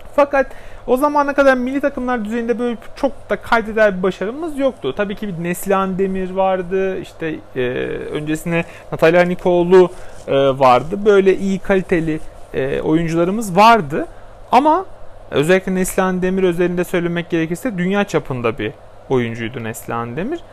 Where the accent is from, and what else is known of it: Turkey